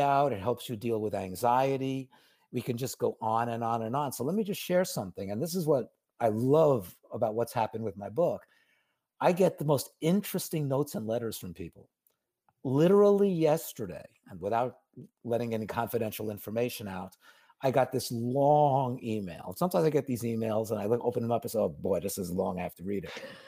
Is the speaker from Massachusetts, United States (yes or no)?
no; New York City, New York, United States; I grew up in New York, so I know the city well